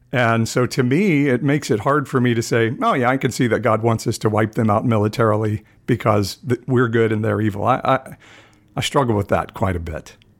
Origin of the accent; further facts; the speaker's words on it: United States; as American evangelicals